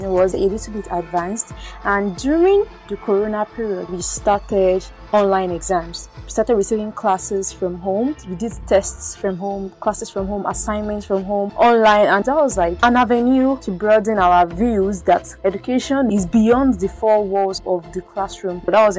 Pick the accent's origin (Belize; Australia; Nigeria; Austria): Nigeria; I am a Nigerian, and I cannot say that all through my life, the schools I attended did not give me what I needed.